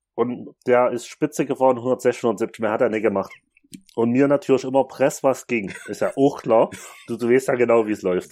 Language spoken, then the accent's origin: German; Chemnitz, Saxony, Germany; bei uns in Chemnitz